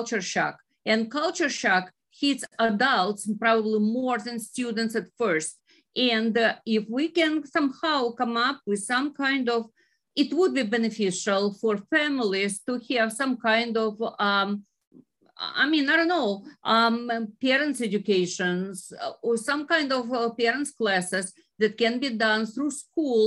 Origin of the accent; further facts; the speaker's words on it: Ukraine; moved away as an adult; now in United States; originally I am from Ukraine